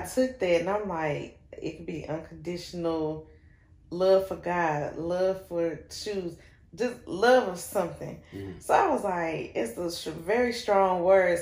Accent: Shelby, North Carolina, United States; moved away as an adult; also born or lived in Rutherfordton, North Carolina; I am from Shelby, North Carolina

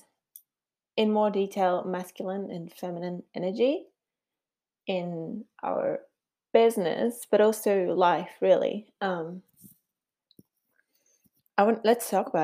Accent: Switzerland; first language Swiss German; English is a second language; moved away as an adult; now in New Zealand; can tell by my funny accent that I was born in Switzerland, and we have moved to New Zealand 13 years ago

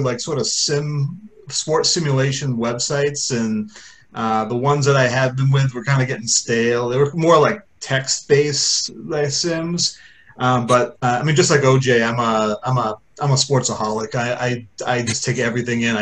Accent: Worcester, Massachusetts, United States; I'm 38. I'm from Worcester, Massachusetts

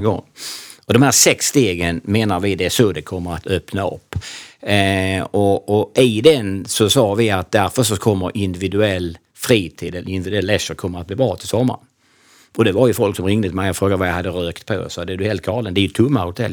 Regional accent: Kristianstad, Skåne, Sweden; moved away as an adult; född och uppvuxen i Kristianstad

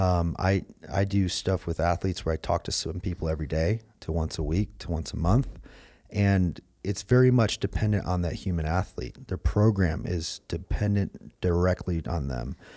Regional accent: Michigan, United States; growing up in Michigan

